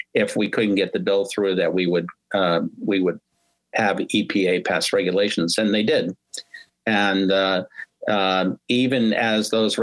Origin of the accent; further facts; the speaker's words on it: Halfmoon, New York, United States; I grew up in Half Moon, New York